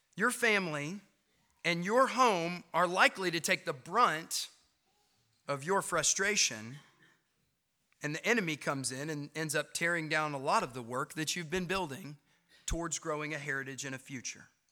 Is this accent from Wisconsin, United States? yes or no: no; Knoxville, Tennessee, United States; moved away as an adult; now in Clinton, United States; I grew up in Knoxville. I lived there all my young life.